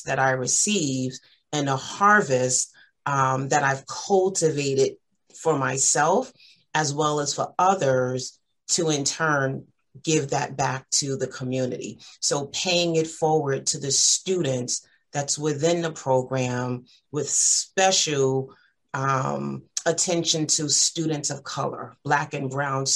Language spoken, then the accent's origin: English; New York City, New York, United States; I reside in Far Rockaway, Queens, born and raised and still live there